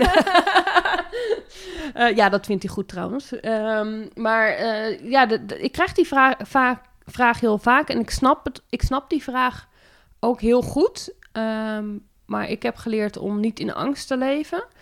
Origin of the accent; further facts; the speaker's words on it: Zeeland, Netherlands; moved away as an adult; now in Montfoort, Netherlands; ik kom oorspronkelijk uit Zeeland en ik kwam hier in Utrecht, in de provincie Utrecht wonen